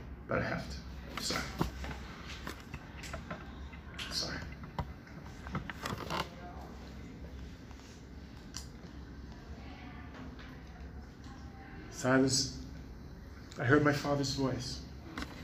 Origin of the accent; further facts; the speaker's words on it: New York City, New York, United States; when I was a little kid, I grew up in Brooklyn, New York